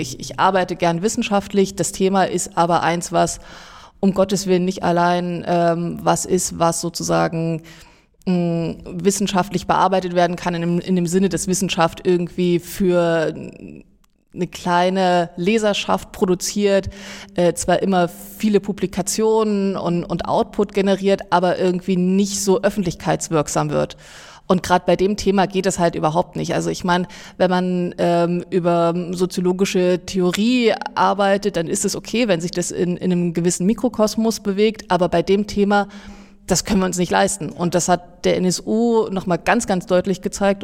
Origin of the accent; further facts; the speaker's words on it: Saxony-Anhalt, Germany; moved away as an adult; also born or lived in Jena; Aber ich komme ursprünglich aus Sachsen-Anhalt